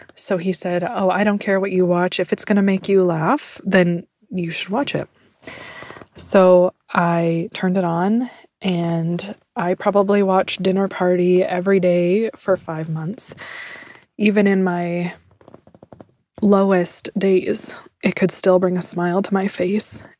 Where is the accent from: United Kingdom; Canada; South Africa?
Canada; Prince George, British Columbia; I'm from Prince George, British Columbia